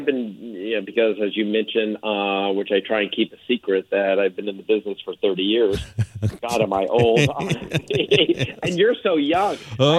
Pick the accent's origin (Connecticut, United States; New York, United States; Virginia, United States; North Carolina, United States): New York, United States; New York City; I'm a New Yorker